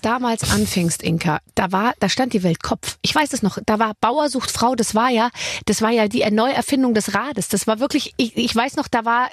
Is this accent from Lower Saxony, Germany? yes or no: no; Bavaria, Germany; ich bin aus Bayern